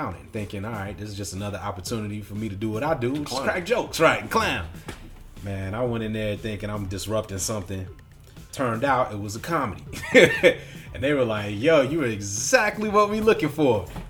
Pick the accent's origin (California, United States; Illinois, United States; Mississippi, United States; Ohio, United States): Illinois, United States; Chicago; 91st and East End. So for all you Chicago folks listening, I'm 91st and East End, right off of Stony.